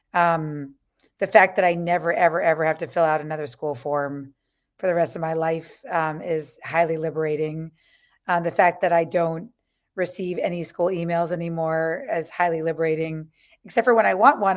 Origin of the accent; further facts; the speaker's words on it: New York, United States; growing up on the Lower East Side